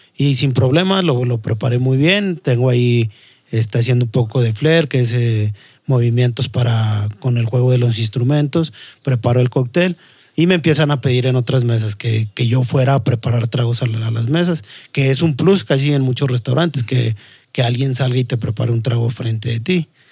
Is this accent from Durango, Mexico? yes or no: no; Saltillo, Coahuila, Mexico; also born or lived in Mexico City; la jefa se decide regresar para, para acá, para, para Saltillo, y básicamente me considero eh, más norteño que, que, otra cosa. Siempre he vivido aquí, bueno, la, la, mayor parte de mi vida la he vivido aquí, me considero saltillense.